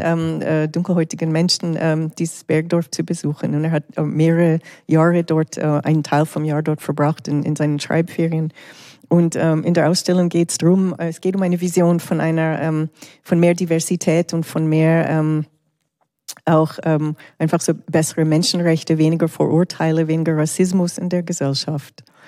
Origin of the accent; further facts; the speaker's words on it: Canada; now in Switzerland; Ich bin ja in Kanada aufgewachsen